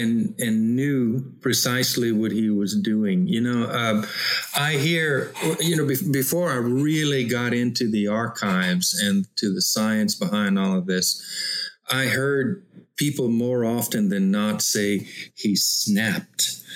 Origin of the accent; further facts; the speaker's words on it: Louisiana, United States; I'm a Cajun from Louisiana.